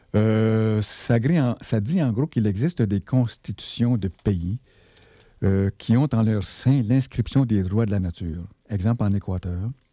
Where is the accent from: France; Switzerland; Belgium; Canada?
Canada; Val-d'Or, Quebec; also born or lived in Malartic; c'est chez nous, d'où je viens, euh, à Val-d'Or